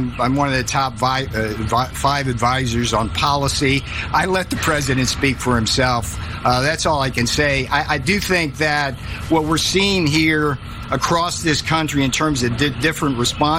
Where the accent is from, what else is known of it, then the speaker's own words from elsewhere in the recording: California, United States; I'm a Californian